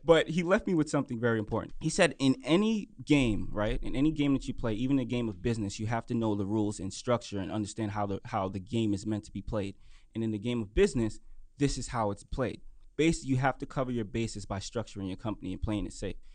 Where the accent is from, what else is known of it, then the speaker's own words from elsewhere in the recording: New York City, New York, United States; I'm from Brooklyn, New York